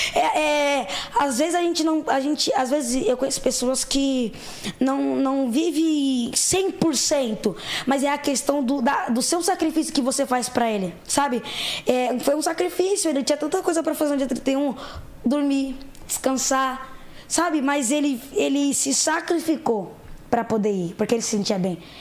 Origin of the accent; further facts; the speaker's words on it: São Paulo, Brazil; Eu vim da periferia em São Paulo, zona leste de São Paulo. Cresci, passei a minha vida, vida toda assim